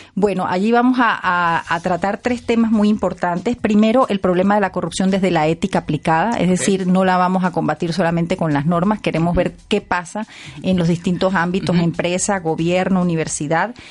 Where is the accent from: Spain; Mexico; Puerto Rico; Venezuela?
Venezuela; Yo soy venezolana